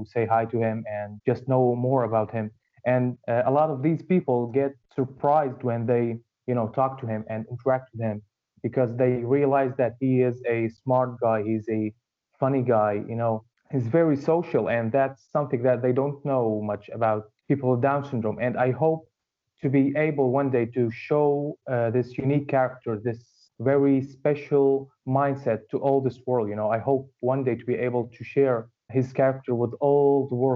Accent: Al-Bayda, Hama Governorate, Syria; I was born and raised here in Syria in a small town. It's called Albaida in Hama government

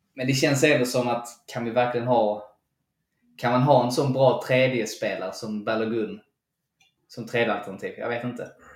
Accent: Sweden; som svenskar

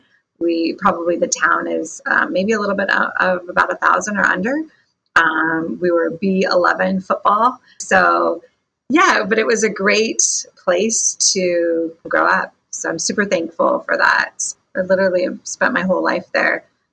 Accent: Mossyrock, Washington, United States; also born or lived in Yakima, Washington; I am from Washington State, a really small town called Mossy Rock, Washington.

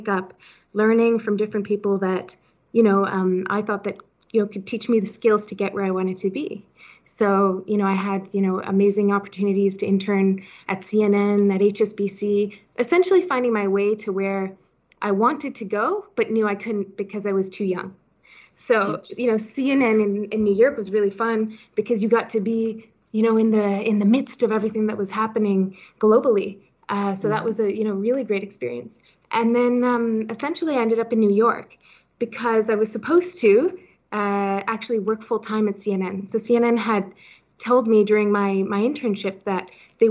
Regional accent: Hong Kong; moved away; also born or lived in Switzerland / Taiwan; So I was born in Switzerland, as you mentioned, and I grew up in Hong Kong and actually grew up on a boat.

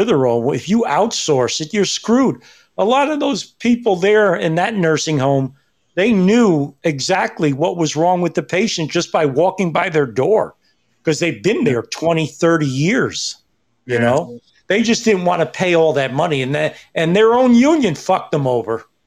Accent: New York City, New York, United States; also born or lived in Greenwich, Connecticut; I grew up as a child on East 125th Street, even though I was born in Greenwich, Connecticut

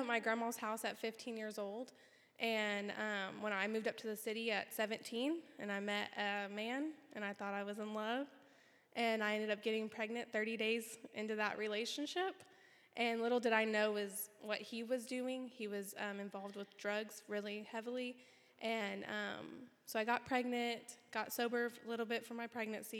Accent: Burns Flat, Oklahoma, United States; I grew up in Burns Flat, Oklahoma, and I was raised primarily by my grandmother

